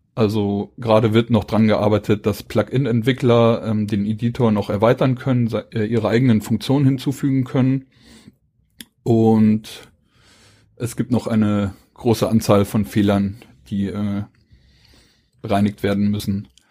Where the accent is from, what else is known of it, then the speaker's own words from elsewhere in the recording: Hamburg, Germany; moved away; Also ich komme aus Hamburg. Ich wohne jetzt hier seit ähm, knapp neun Jahren